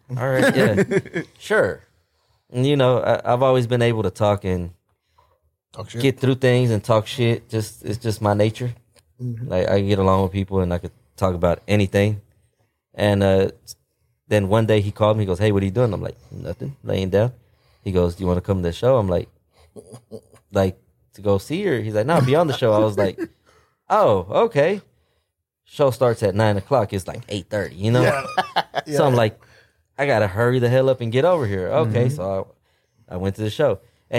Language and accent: English; Fort Worth, Texas, United States; we're from East Fort Worth. East Fort Worth, the Poly area.